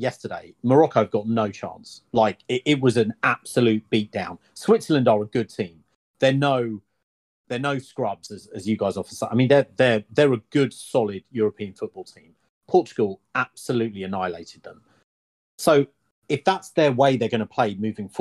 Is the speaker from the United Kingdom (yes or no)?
yes; England, United Kingdom; as I'm English